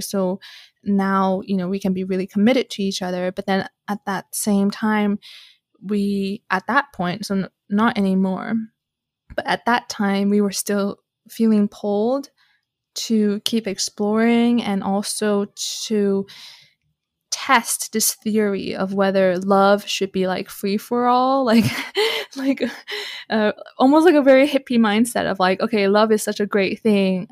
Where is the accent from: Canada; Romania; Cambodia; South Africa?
Canada; I'm Canadian